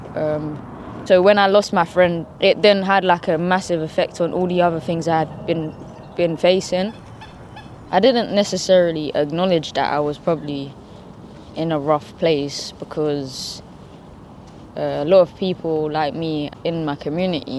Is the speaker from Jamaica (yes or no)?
no; London, United Kingdom; I grew up in Deptford, which is like an inner city area, which is in London.